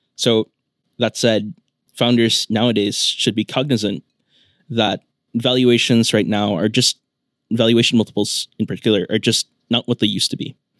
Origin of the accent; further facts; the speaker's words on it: Philippines; moved away as an adult; also born or lived in New York, United States; I grew up in the Philippines. I went to grade school and high school here